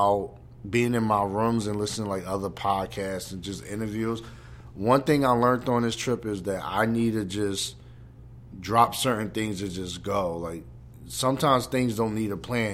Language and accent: English; New York, United States; I'm from New York